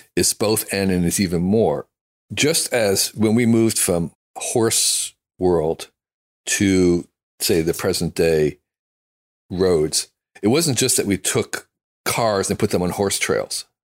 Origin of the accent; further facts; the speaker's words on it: United States; I'm an American